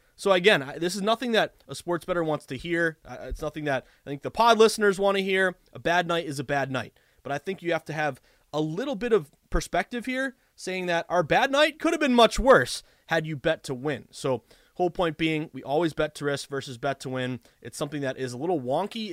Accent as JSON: {"language": "English", "area": "the Berkshires", "region": "Western Massachusetts", "country": "United States", "tie": "born or raised there", "also_born_or_lived": "Vermont", "said": "I am a proud, obviously, uh, masshole. I was born and raised in Western Mass in the Berkshires"}